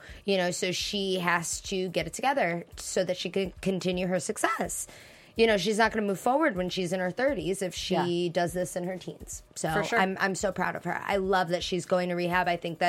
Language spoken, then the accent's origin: English; Chicago, Illinois, United States; I come from the South Side of Chicago. I'm very, very about Shameless, about Roseanne. I love my area.